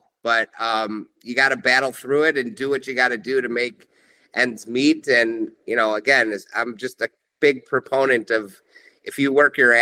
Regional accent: Chicago, Illinois, United States; growing up in Chicago

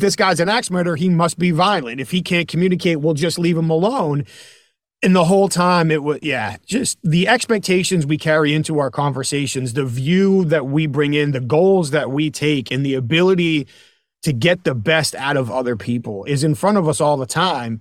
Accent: New Hampshire, United States; We're both from New England, so I was in New Hampshire

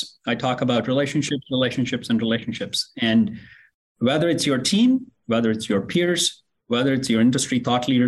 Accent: India; English is a second language; moved away as an adult; also born or lived in Oklahoma; now in United States; I grew up in India, in a very small farming community.

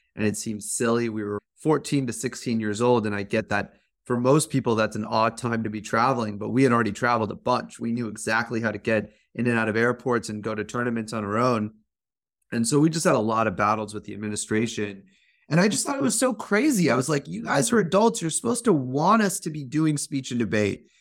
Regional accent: Fremont, California, United States; I grew up as an Indian American kid in a suburban Fremont, California

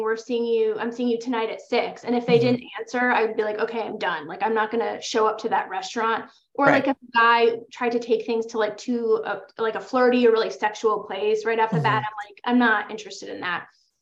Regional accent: New York, United States; I'm from New York

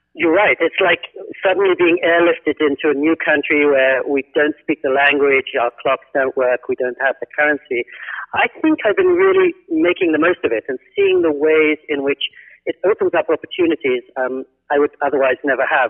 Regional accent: England, United Kingdom; also born or lived in United States; now in Japan; I grew up in England, so I grew up pretty much with um, grass courts

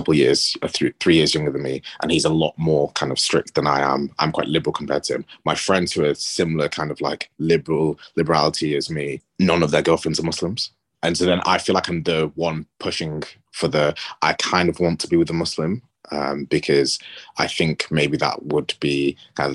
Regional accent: England, United Kingdom; accent: English; Culturally, I presume you can hear from my accent, I'm English

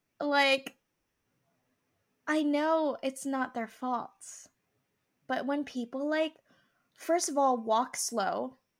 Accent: Philippines; Yes, I am Filipino.

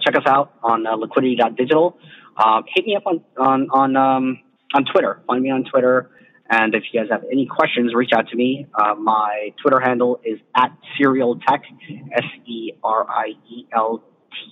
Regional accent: United States; as an American

